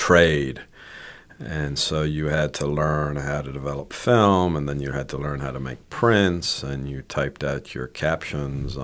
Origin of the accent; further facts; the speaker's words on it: Ireland; moved away as an adult; also born or lived in Spain; So I was born in Spain to American parents, but I mainly grew up in Ireland